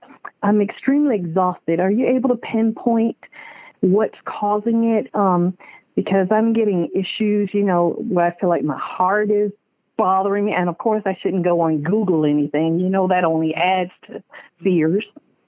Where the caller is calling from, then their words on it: West Palm Beach, Florida, United States; Yes, I'm calling from West Palm Beach, Florida.